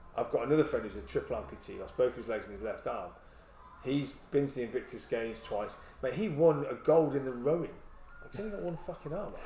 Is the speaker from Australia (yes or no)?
no; England, United Kingdom; moved away as an adult; also born or lived in Aldershot; now in Swansea, United Kingdom; Being English